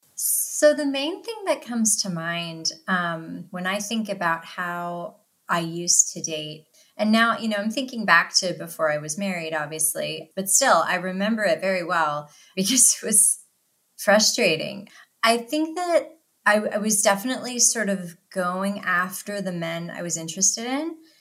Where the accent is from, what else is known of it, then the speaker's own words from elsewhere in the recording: Philadelphia, Pennsylvania, United States; I'm from the Philadelphia area